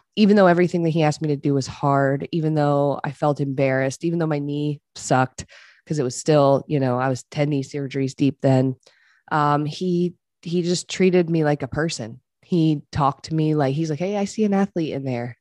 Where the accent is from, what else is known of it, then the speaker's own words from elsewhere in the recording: Eastern Shore of Maryland, United States; moved away as an adult; I moved home to Maryland. I'm from the Eastern Shore of Maryland.